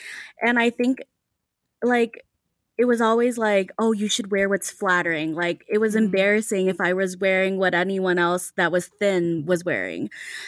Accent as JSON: {"language": "English", "town": "Saint Paul", "region": "Minnesota", "country": "United States", "tie": "born or raised there", "said": "I was born and raised in Minnesota, I wasn't introduced to white people a lot."}